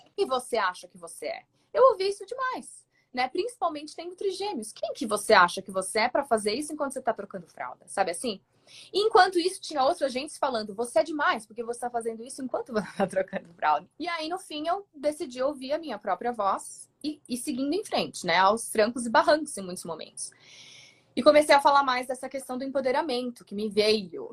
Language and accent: Portuguese; São Paulo, Brazil; moved away as an adult; now in Colorado, United States; eu sou de São Paulo, acho que pelo sotaque de certo, que já vão saber